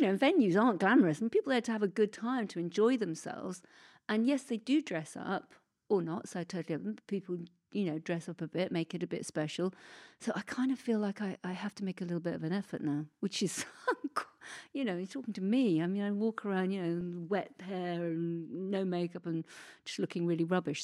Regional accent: Oxford, South East England, United Kingdom; It was my hometown

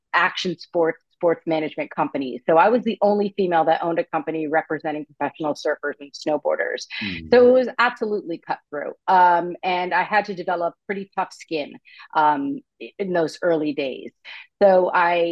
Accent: United States; also born or lived in Vermont; now in California, United States; I was born and raised on the East Coast, right outside New York City, to a huge Italian family

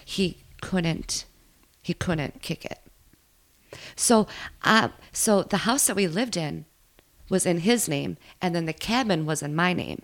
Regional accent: Minnesota, United States; I grew up in Minnesota, just not in this area

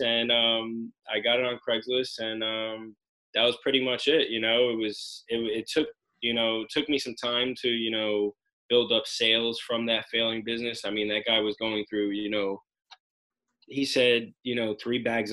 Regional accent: Union, New Jersey, United States; From Union, New Jersey, have a pizzeria in Roselle Park and Asbury Park, New Jersey

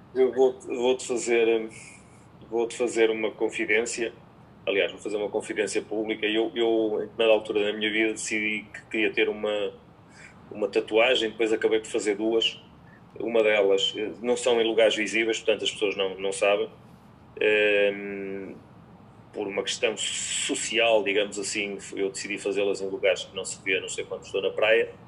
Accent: Portugal; also born or lived in Ukraine / France / Spain; sou um conjunto muito reduzido de treinadores portugueses

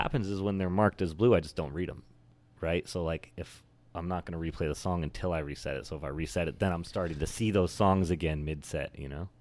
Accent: Oregon, United States; also born or lived in California; now in New York, United States; I was raised, I was born in California, but I was raised in Oregon

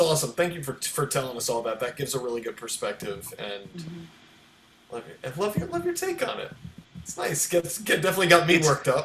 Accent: Baltimore, Maryland, United States; my hometown of baltimore

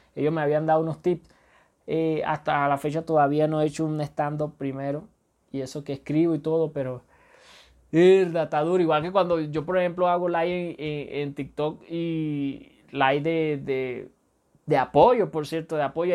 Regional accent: Venezuela; soy venezolano.

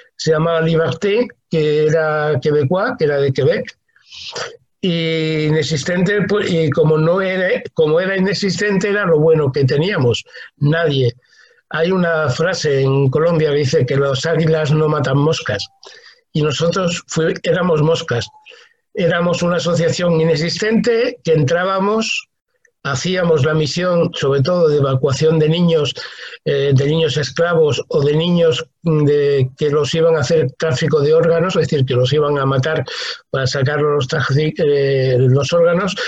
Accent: Spain; moved away as an adult; also born or lived in Cuba; yo, que soy castellano, eh, eh, mesetario, mucho frío en invierno y mucho calor en verano

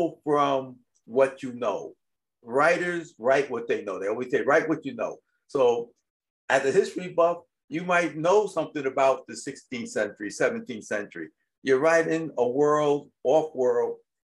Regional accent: New York, United States; when I was growing up in New York

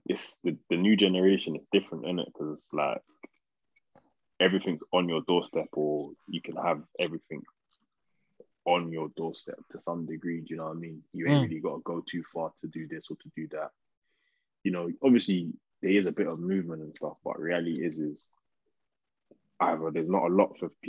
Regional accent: London, United Kingdom; We're all from Northwest

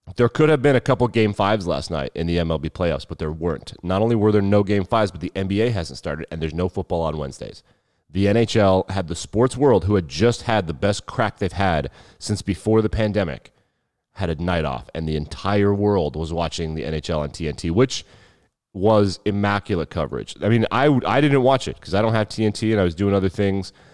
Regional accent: Wyoming, United States; I was born and raised in Wyoming.

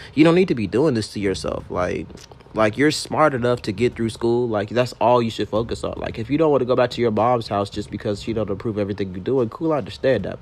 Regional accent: Baton Rouge, Louisiana, United States; now in Atlanta, United States; I'm from Baton Rouge, Louisiana.

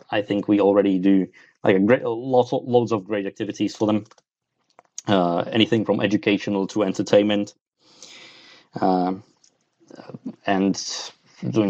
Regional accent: Czechia; I'm from Czech Republic

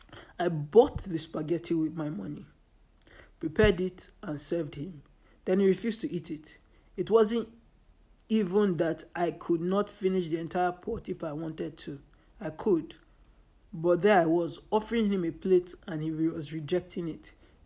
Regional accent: Nigeria; But I'm Nigerian, Yoruba, It is inconceivable to assume I can survive long without pepper or Nigerian food.

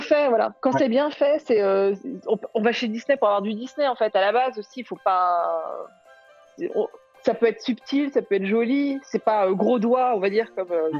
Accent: Brittany, France; je suis bretonne

